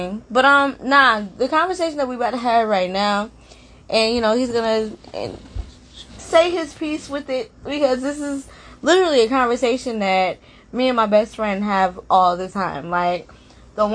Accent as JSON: {"language": "English", "region": "New Jersey", "country": "United States", "moved": "as an adult", "lives_now": "Maryland, United States", "said": "I'm from Jersey, and I just moved to Maryland like a year ago"}